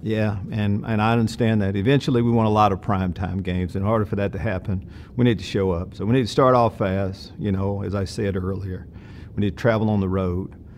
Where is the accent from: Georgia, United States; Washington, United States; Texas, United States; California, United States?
Texas, United States; East; I grew up in East Texas